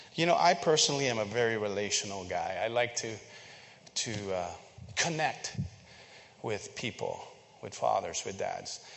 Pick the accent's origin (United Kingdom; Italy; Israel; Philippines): Philippines; moved away; I grew up in the Philippines